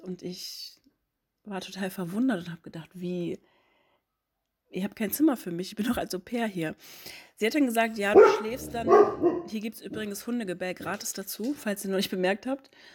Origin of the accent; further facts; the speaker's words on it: Hamburg, Germany; ich bin Mitte 30 und ich komme ursprünglich aus Hamburg.